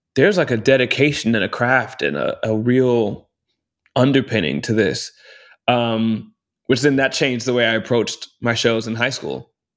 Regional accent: Round Rock, Texas, United States; moved away; also born or lived in Austin, Texas; grew up in Round Rock, Texas

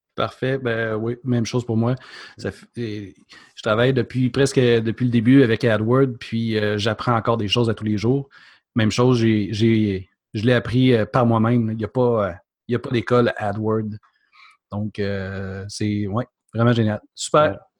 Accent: Mont-Laurier, Quebec, Canada; now in Quebec City, Canada; Je suis pas originaire de Québec, je suis euh, de la région de Mont-Laurier. j'ai migré

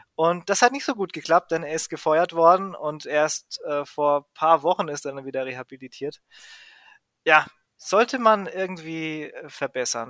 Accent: Greece; als Grieche

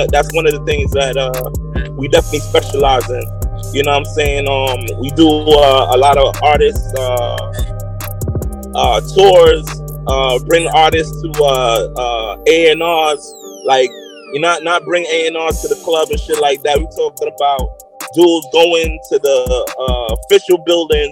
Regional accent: New York City, New York, United States; We are from New York, from Brooklyn

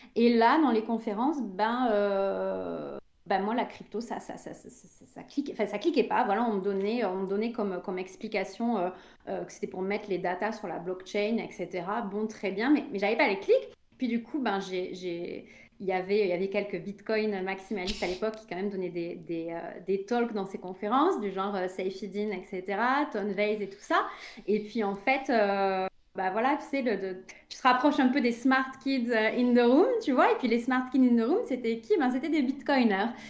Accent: France; je suis française

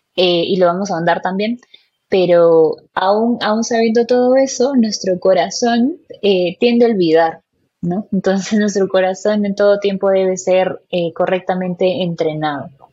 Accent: Peru; soy peruana, tengo 26 años

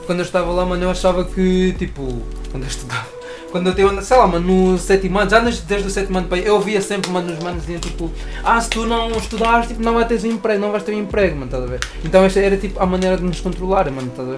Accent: Angola; now in Portugal; quando era puto lá em Angola

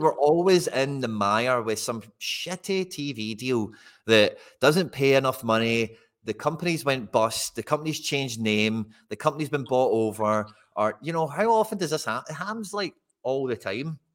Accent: Scotland, United Kingdom; being Scottish

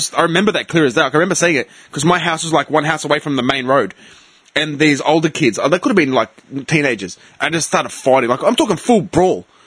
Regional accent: Clayton, Victoria, Australia; also born or lived in Noble Park; When we came to Clayton, I was a kid.

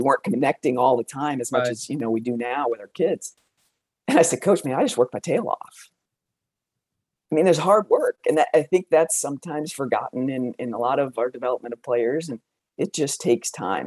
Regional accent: Aberdeen, South Dakota, United States; I grew up in South Dakota. I was born in Aberdeen, South Dakota.

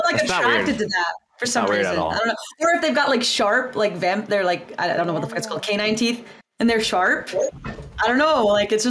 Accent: the South, United States; I'm from the South.

